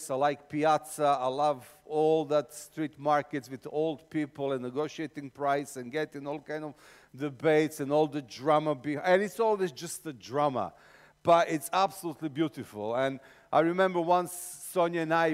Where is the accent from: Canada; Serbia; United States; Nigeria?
Serbia; accent: Eastern European; English is a second language; also born or lived in England; I'm from Serbia, which means I sound like every single Eastern European villain you ever watched in any film